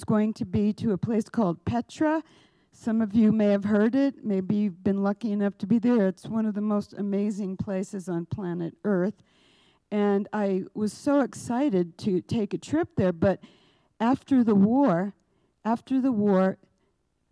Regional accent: New York City, New York, United States; moved away; also born or lived in Albuquerque; I'm Jewish, I'm from New York

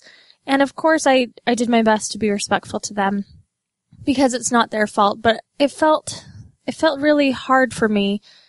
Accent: Utah, United States; growing up in Utah

